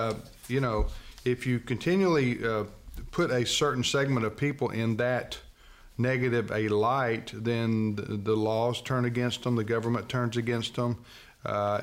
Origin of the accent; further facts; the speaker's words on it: United States; we as American Christians